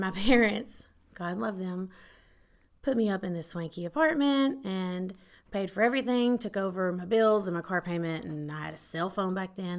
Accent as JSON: {"language": "English", "town": "Paris", "region": "Texas", "country": "United States", "tie": "born or raised there", "said": "born and raised Paris, Texas."}